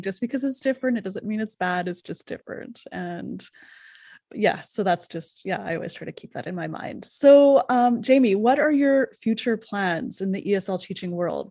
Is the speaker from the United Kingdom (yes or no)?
no; Canada; I'm from Canada